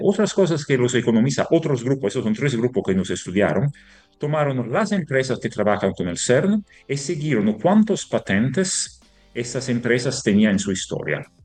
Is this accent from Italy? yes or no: yes; Italy; Spanish is a second language; moved away; somos italianos